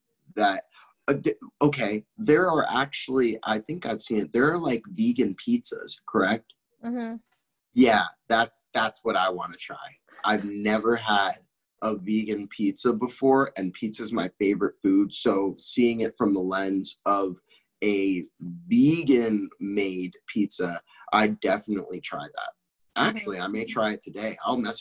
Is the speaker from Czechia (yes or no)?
yes; Czechia; also born or lived in France; I grew up in Europe. I grew up in the Czech Republic. I lived in the Czech Republic for a while, and I also lived in France for a while.